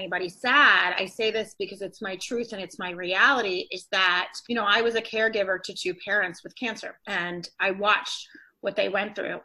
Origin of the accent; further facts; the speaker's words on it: Atlanta, Georgia, United States; moved away as an adult; I'm originally from Atlanta. I moved up to this area after I went to college